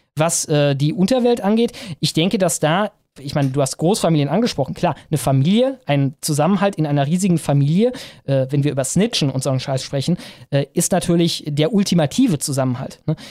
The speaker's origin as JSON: {"language": "German", "area": "Ruhr area", "region": "North Rhine-Westphalia", "country": "Germany", "tie": "born or raised there", "moved": "yes", "said": "während ich da gelebt habe"}